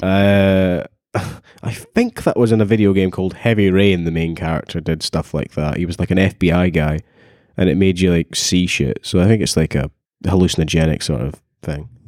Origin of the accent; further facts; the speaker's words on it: Dunfermline, Scotland, United Kingdom; I'm from Dunfermline